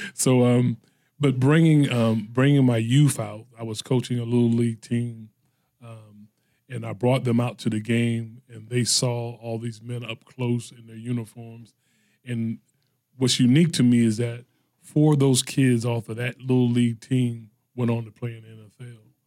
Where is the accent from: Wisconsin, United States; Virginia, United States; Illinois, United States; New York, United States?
Virginia, United States; Norfolk; I grew up in the Norview area